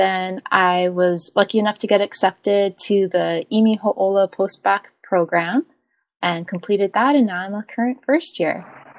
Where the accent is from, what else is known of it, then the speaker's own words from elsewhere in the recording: Captain Cook, Hawaii, United States; also born or lived in Seattle; I was born and raised on the Big Island of Hawaii on Captain Cook's side, or Kona's side.